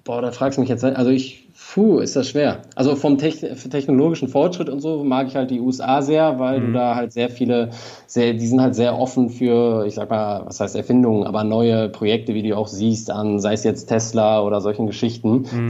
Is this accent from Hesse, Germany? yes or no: no; Ratingen, North Rhine-Westphalia, Germany; now in Berlin, Germany; ich habe noch sehr viele Freunde in meiner alten Heimat, Rating mhm. bei Düsseldorf